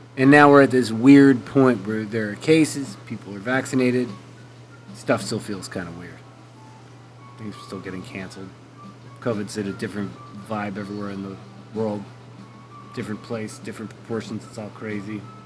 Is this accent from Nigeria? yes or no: no; Canada; I am Canadian